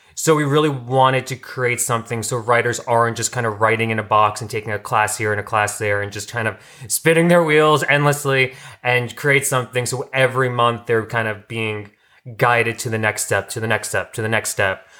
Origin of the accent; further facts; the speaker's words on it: New York, United States; moved away as an adult; now in Los Angeles, United States; I'm from New York, and I came out here t-, for acting.